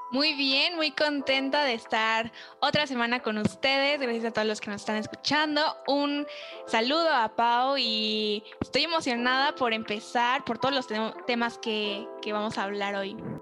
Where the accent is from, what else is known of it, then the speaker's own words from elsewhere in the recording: Mexico; nosotros como mexicanos